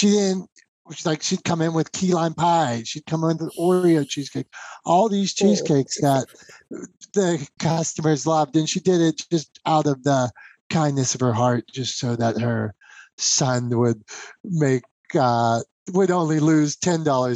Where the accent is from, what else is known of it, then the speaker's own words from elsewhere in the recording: Pennsylvania, United States; I'm from Pennsylvania